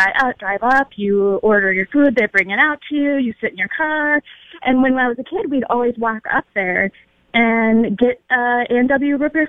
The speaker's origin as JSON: {"language": "English", "town": "Newport", "region": "Minnesota", "country": "United States", "tie": "born or raised there", "said": "I grew up in Newport, which is kind of by Woodbury, on the east side of the city"}